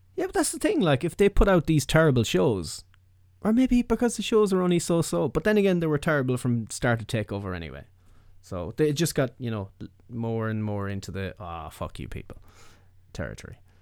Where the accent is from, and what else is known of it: Ireland